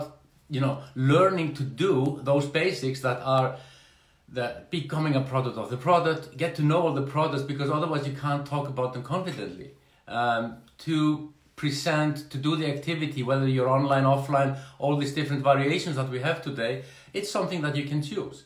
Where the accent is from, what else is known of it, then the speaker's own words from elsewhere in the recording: Iceland; I'm from Iceland